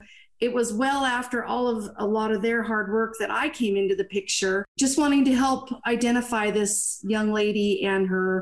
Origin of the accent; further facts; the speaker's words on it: Eastern Oregon, United States; I was born and raised in Eastern Oregon.